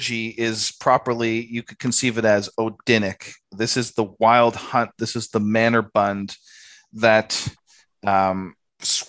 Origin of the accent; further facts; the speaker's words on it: Canada; moved away as an adult; now in Australia; when I first came to Australia, because I'm Canadian, I came to Australia